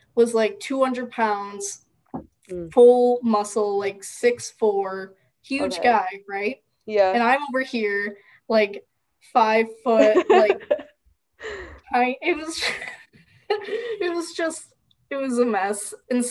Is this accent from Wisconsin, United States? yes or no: yes; Wisconsin, United States; I'm from Wisconsin